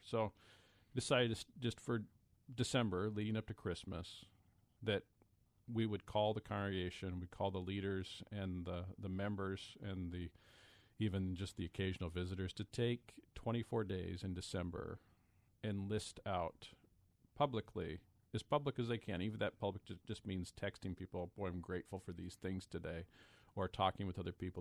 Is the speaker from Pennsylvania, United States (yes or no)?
no; Pullman, Washington, United States; also born or lived in Lansing, Michigan / Cedarville, Ohio / Tacoma, Washington; I was born in Pullman